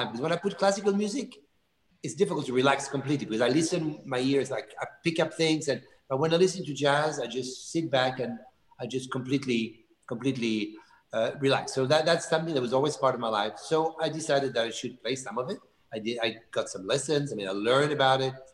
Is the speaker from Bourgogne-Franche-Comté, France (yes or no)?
yes; Bourgogne-Franche-Comté, France; because I love Burgundy wine, and of course, I'm from Burgundy, so this is speaking of almost like my family.